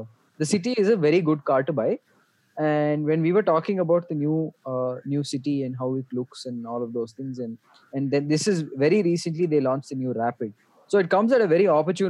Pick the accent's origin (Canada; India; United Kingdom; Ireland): India; I'm an Indian.